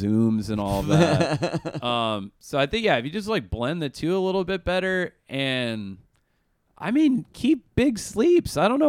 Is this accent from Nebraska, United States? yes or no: yes; Nebraska, United States; I grew up in Nebraska around, like, tough a-holes, you know?